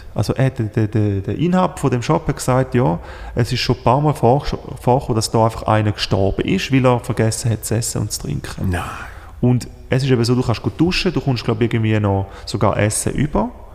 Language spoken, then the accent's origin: German; Switzerland; als Schweizer